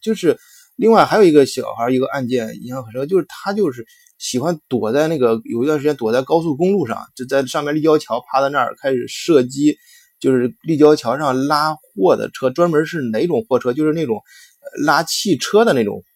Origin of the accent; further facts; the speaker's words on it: China; 我们中国人